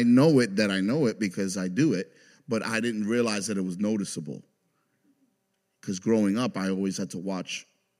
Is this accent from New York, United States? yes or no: yes; New York City, New York, United States; moved away; I grew up in New York City in the Bronx